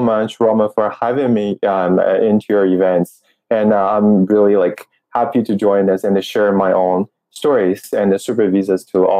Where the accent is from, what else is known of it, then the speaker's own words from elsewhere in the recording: Changsha, Hunan, China; English is a second language; moved away as an adult; also born or lived in Kamloops, Canada / Vancouver, Canada / Toronto, Canada; now in Canada; in my hometown, I'm from Changsha, Hunan. So it's the capital city of the Hunan provinces.